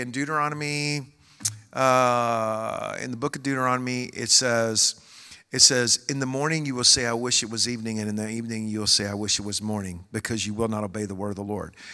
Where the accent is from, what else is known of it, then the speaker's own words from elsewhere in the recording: Joshua, Texas, United States; I'm from Joshua, Texas